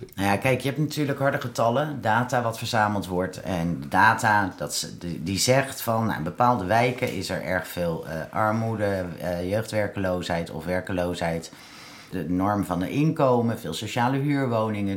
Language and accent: Dutch; The Hague, South Holland, Netherlands; Dan ben ik Hagenaar